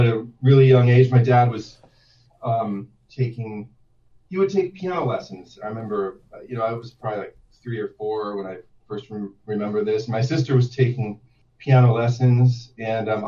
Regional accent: East Homer, New York, United States; also born or lived in Albany, New York; I was born in Albany, but when I was a couple weeks old, we moved to a tiny town called East Homer, which was, I guess, the nearest big city was Syracuse.

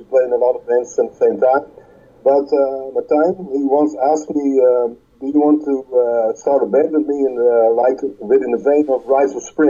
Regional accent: Netherlands; English is a second language; Utrecht and Amsterdam.

